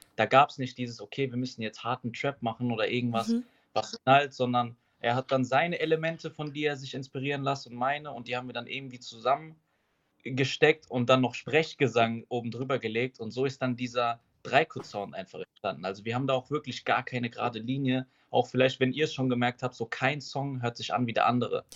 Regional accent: Schifferstadt, Rhineland-Palatinate, Germany; ich komme aus Schifferstadt

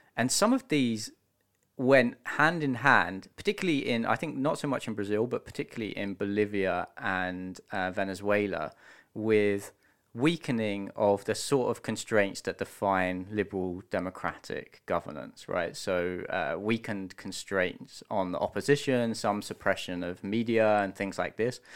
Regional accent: United Kingdom; accent: British; I'm British, you may be able to tell from the accent.

